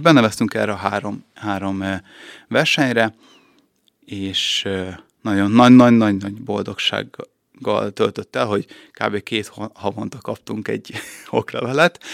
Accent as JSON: {"language": "Hungarian", "region": "Budapest", "country": "Hungary", "tie": "born or raised there", "also_born_or_lived": "Szeged / Vác", "moved": "as an adult", "lives_now": "Békéscsaba, Hungary", "said": "Én Pesten születtem"}